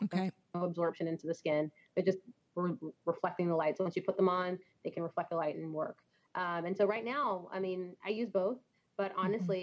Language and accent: English; Texas, United States; moved away; I'm originally from Texas